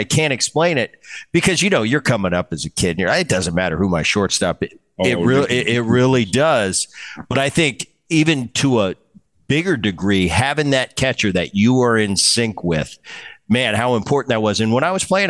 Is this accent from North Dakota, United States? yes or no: no; New York, United States; I grew up in New York.